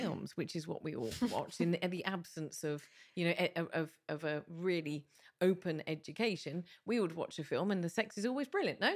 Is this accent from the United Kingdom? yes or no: yes; England, United Kingdom; moved away as an adult; now in Malta; as a Brit, who grew up in the U K. I've been here seventeen years, but my formative years were in the U K.